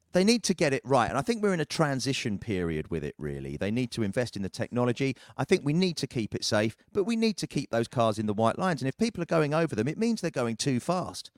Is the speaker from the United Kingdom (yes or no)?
yes; United Kingdom; as a Brit